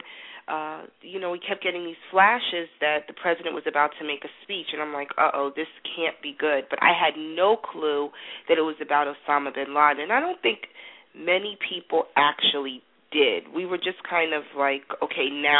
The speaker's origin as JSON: {"language": "English", "town": "New York City", "region": "New York", "country": "United States", "tie": "born or raised there", "also_born_or_lived": "Atlanta", "moved": "as an adult", "said": "I grew up in Greenwich Village"}